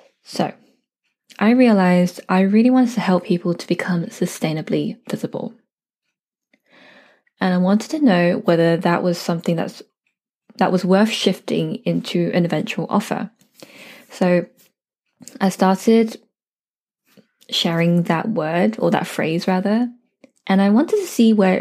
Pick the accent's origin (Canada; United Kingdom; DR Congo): United Kingdom; I'm a British-born Chinese girl